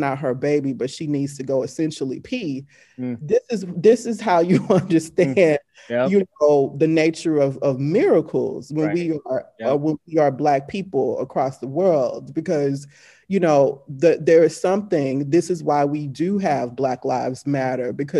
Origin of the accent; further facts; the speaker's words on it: Shreveport, Louisiana, United States; moved away as an adult; also born or lived in New Orleans, Louisiana / Baton Rouge, Louisiana; where I was born, Shreveport, Louisiana, Caddo Parish